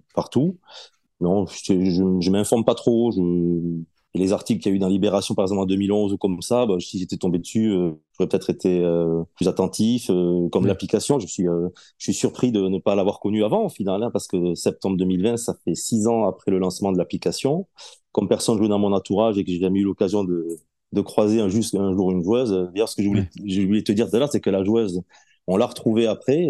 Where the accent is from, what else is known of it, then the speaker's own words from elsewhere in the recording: south-west France, France; moved away; je suis originaire du Sud-Ouest